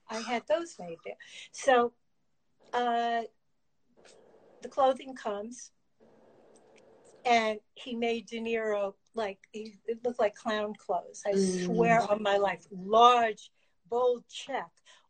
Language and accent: English; East Coast, United States; I come from the East Coast.